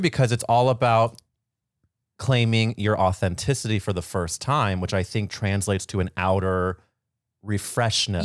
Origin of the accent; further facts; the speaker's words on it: St. Louis, Missouri, United States; moved away; I grew up in Saint Louis, Missouri